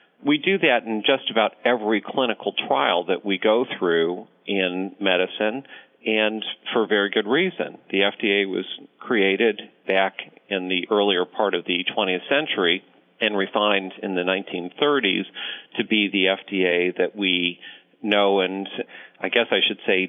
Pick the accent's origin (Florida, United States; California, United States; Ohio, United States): Ohio, United States; born there; also born or lived in Connecticut / Rhode Island; now in Omaha, United States; I was born in Ohio, moved to Connecticut, Rhode Island, various other places in between